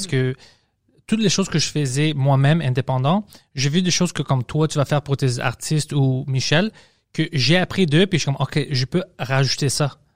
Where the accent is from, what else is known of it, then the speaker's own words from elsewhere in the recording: Greece; mon accent était bizarre je suis une grecque puis mes, professeurs venaient de la France alors je parle français comme ça